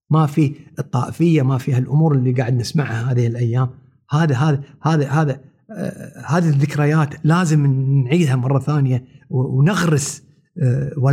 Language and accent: Arabic; Kuwait; نرجع حق ديرتنا ونسمى احنا كويتيين فعلا الكويت الكويت فعلا فعلا الكويت عزيزه